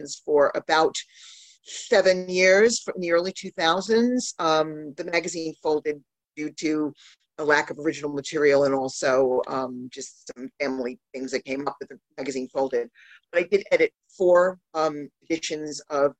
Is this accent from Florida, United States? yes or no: no; New York, United States; I'm obviously from New York